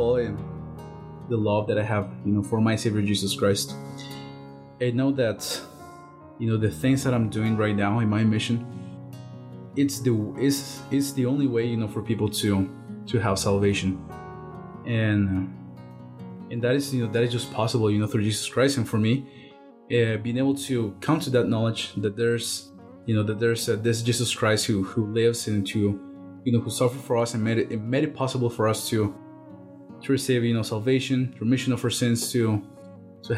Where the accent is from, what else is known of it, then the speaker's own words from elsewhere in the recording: Guatemala City, Guatemala Department, Guatemala; moved away; I am from Guatemala City.